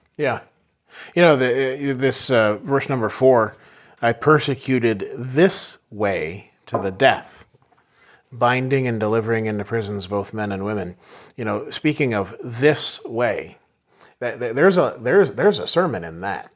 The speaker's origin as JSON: {"language": "English", "country": "United States", "said": "us Americans"}